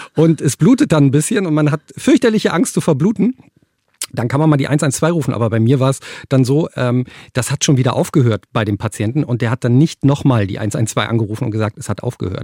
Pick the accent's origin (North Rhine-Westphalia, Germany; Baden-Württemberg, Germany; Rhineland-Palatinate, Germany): North Rhine-Westphalia, Germany; Cologne; ich bin in Köln geboren